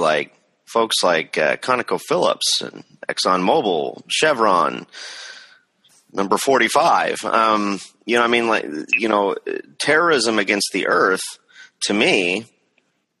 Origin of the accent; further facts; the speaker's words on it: the Northwest, Pacific Northwest, United States; growing up in the Northwest.